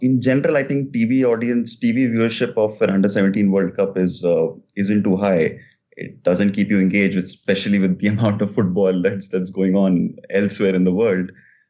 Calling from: New Delhi, Delhi, India; I'm calling from New Delhi, which is the capital of India.

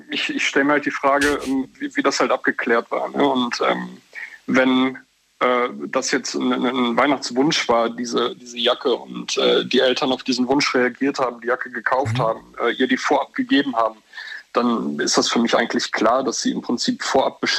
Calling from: Leverkusen, North Rhine-Westphalia, Germany; Äh, ich komme aus Leverkusen.

